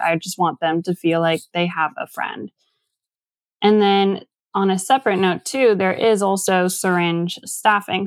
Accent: Tacoma, Washington, United States; now in Seattle, United States; I'm from Tacoma originally. Went to school all in that area

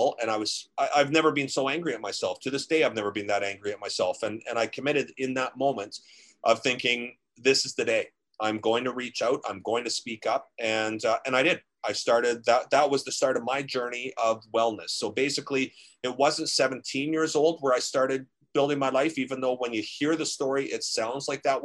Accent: Ontario, Canada; growing up in Ontario

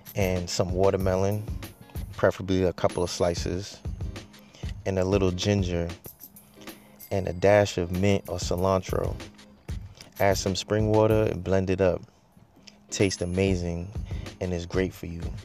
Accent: Boston, Massachusetts, United States; I grew up in Boston, mainly grew up in the rougher parts

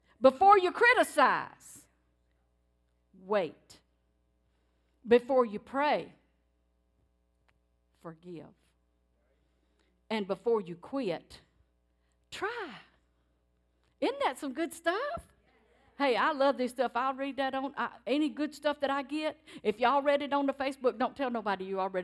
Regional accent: Cajun, Louisiana, United States; That's Cajun. That's the way I was raised.

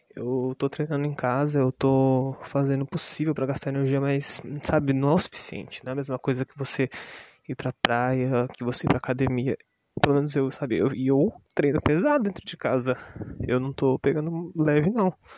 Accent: Brazil; eu sou brasileiro

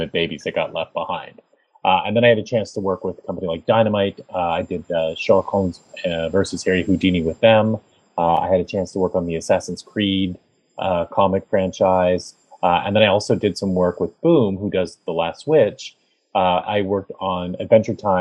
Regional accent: Canada; I am a Canadian comic book creator.

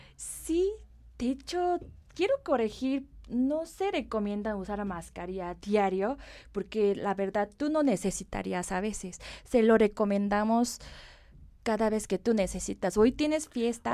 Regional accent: South Korea; Spanish is a second language; moved away as an adult; now in Mexico; Yo nací en Corea y viví ahí y me eduqué ahí. Me vine después de terminar la universidad a México

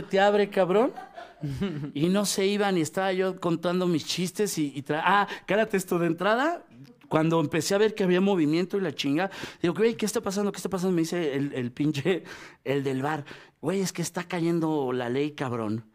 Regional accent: Mexico City, Mexico; tenemos la prestación como chilango

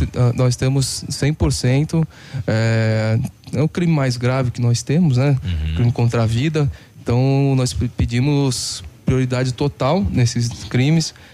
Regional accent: Santos, São Paulo, Brazil; moved away as an adult; also born or lived in Curitiba; now in Paraná, Brazil; sou de Santos

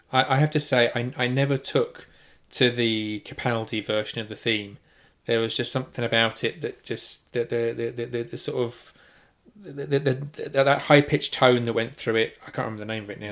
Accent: United Kingdom; being properly British

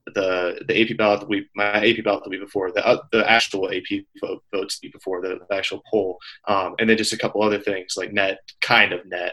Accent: Iowa, United States; moved away as an adult; now in Montana, United States

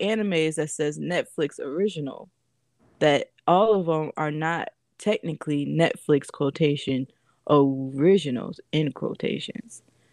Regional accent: Florida, United States; now in Virginia, United States; I'm from Florida

